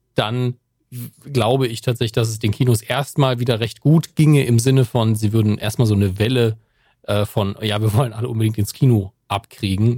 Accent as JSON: {"language": "German", "country": "Germany", "said": "als Deutscher bei Amazon"}